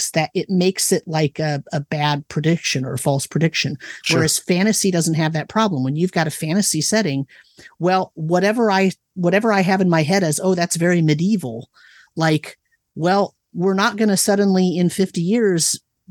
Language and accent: English; Livermore, California, United States; I grew up in Livermore, California